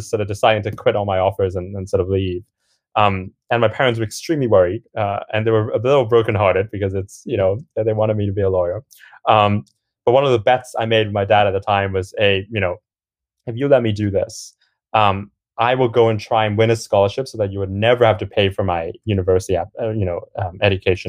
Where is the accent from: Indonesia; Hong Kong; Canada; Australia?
Hong Kong; moved away as an adult; now in United Kingdom; I grew up in Hong Kong and had a bit of an up and down journey in high school before I eventually came over to the UK.